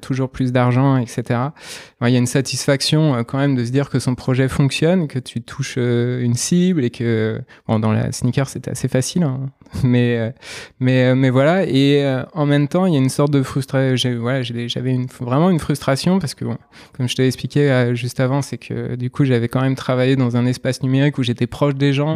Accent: Nantes, Pays de la Loire, France; je suis originaire de Nantes

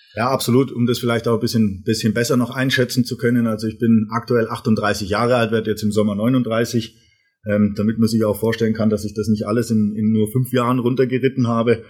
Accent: Erlangen, Bavaria, Germany; moved away as an adult; now in Rottweil, Germany; ich bin komme ursprünglich aus, aus Erlangen, ein, ein waschechter Franke

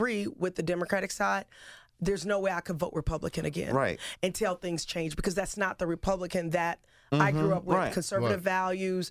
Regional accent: St. Louis, Missouri, United States; we grew up in St. Louis

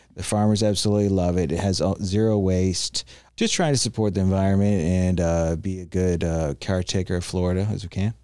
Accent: Canada; also born or lived in Miami / Tampa Bay; now in Tampa, United States; I grew up in Canada

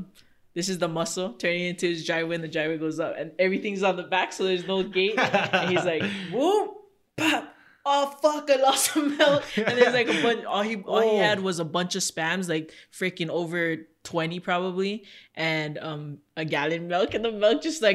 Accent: Philippines; We're Filipino small.

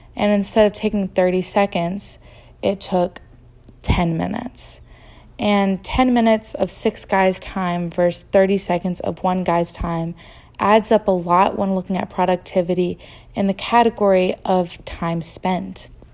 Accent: Greenville, North Carolina, United States; my hometown, which is Greenville, North Carolina, and eastern part of it

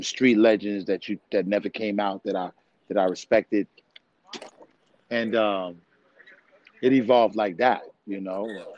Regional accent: New York City, New York, United States; also born or lived in U.S. Virgin Islands / Brooklyn; I was born in the Virgin Islands, but about 3 years old, I was in New York City.

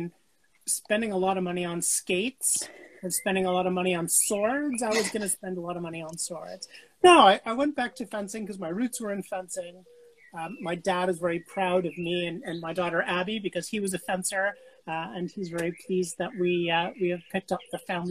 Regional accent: New York City, New York, United States; moved away; also born or lived in Toronto, Canada; I was born in New York City

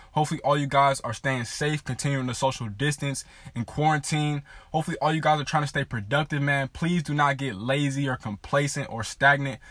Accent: Southern California, United States; I am from Southern California. I grew up a diehard Lakers fan in a Laker household.

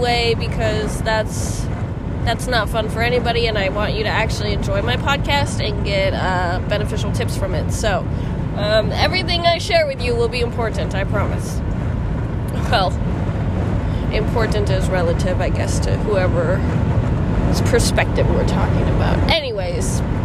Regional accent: Midwest, United States; we're from the Midwest

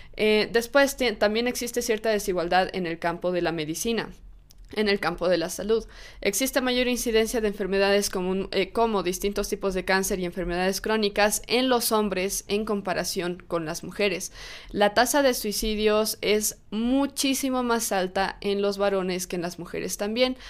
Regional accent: Bolivia; en mi país, en Bolivia

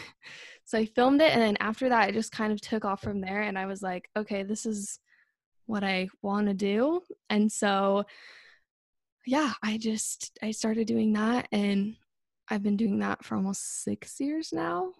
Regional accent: Northern Utah, United States; I'm twenty-five, and I'm from Northern Utah.

